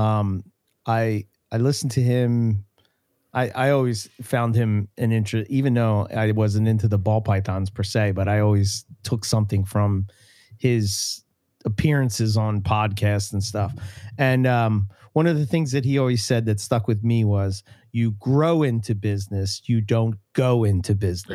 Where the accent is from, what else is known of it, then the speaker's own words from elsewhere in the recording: Philadelphia, Pennsylvania, United States; accent: Philadelphia; my Philadelphia accent